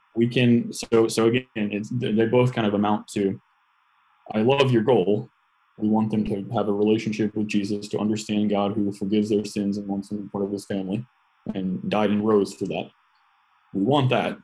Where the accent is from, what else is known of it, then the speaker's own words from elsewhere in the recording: United States; as an American, especially, um, I was raised on a steady diet of independence